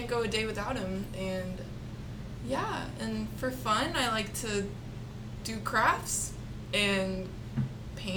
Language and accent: English; San Antonio, Texas, United States; also born or lived in Mexico City, Mexico; I was born in Mexico City, raised here in San Antonio